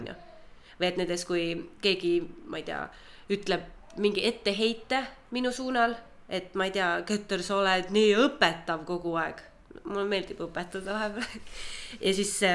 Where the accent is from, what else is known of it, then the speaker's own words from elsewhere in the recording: Türi, Järva County, Estonia; moved away as an adult; also born or lived in Tallinn; ma olen Türilt äh, pärit. kaksteist klassi käisin Türi gümnaasiumis, siis tulin Tallinnasse